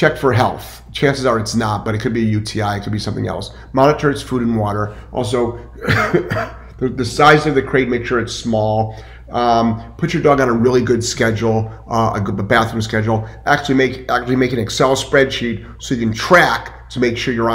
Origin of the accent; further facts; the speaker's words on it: Cleveland, Ohio, United States; moved away; also born or lived in Lyndhurst, Ohio; I'm originally from Cleveland, well, Lyndhurst, Ohio, but I grew up in the east side of Cleveland